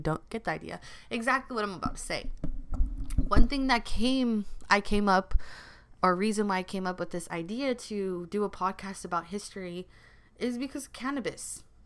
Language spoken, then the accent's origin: English; Los Angeles, California, United States; also born or lived in Culver City / South Bay; I've always grown up in L A. This is my city